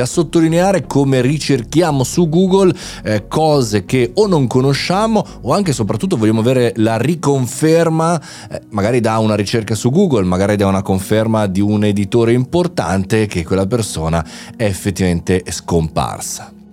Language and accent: Italian; Italy; noi italiani